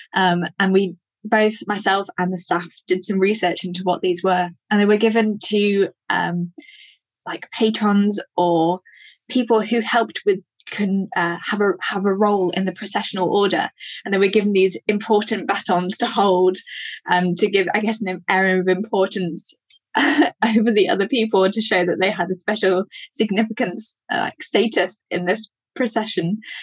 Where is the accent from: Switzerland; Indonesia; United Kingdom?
United Kingdom; Yorkshire Dales, northern England, Yorkshire and the Humber; I grew up in the Yorkshire Dales in northern England